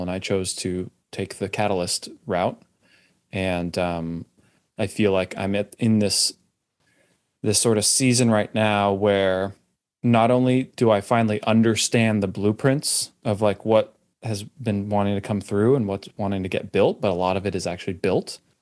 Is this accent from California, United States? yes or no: yes; California, United States; now in Austin, United States; I grew up in California